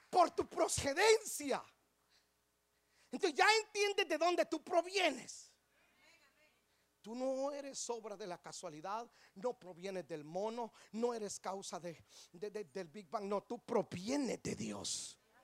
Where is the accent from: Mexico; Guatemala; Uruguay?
Guatemala; moved away; yo nací en Guatemala. Yo nací en Guatemala.